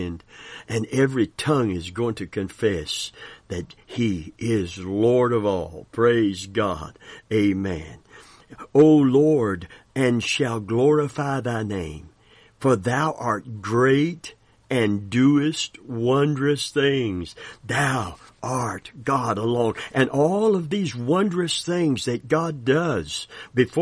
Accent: Kentucky, United States; we're from Kentucky

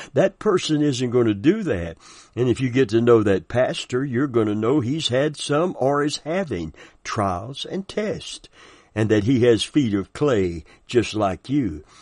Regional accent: the South, United States; I'm from the South

